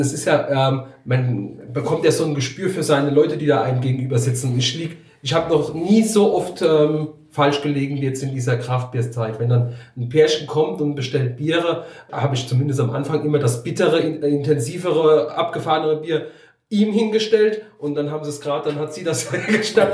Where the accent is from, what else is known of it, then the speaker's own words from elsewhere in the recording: Sausenheim, Rhineland-Palatinate, Germany; also born or lived in Moselle; der Standort hier, ist auch das ehemalige Weingut meiner Eltern. Ich bin die fünfte Generation hier auf dem Hof